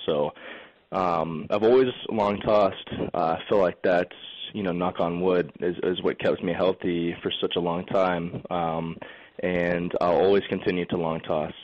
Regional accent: Lakeland, Florida, United States; growing up in Lakeland and, and always being around Joker Marchant Stadium

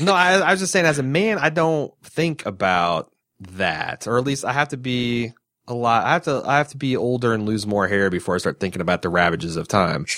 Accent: Midwest, United States; As a Midwesterner

